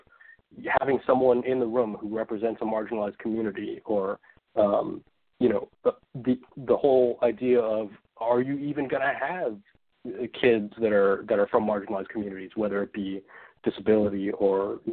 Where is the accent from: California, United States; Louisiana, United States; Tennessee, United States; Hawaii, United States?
Hawaii, United States; moved away; When I grew up in Hawaii